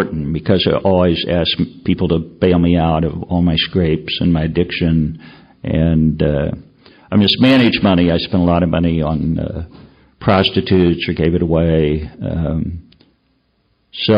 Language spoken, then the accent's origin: English; Chicago, Illinois, United States; I'm from Chicago.